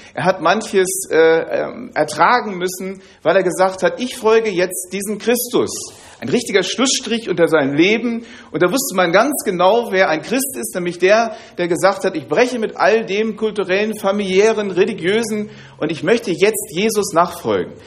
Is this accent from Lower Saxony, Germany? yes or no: yes; Hanover, Lower Saxony, Germany; Ich komme aus Hannover